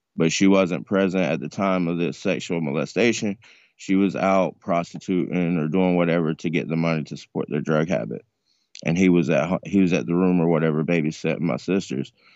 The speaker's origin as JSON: {"language": "English", "region": "North Carolina", "country": "United States", "also_born_or_lived": "Tampa", "moved": "yes", "said": "I'm originally from North Carolina, but I went to Tampa in two thousand and six"}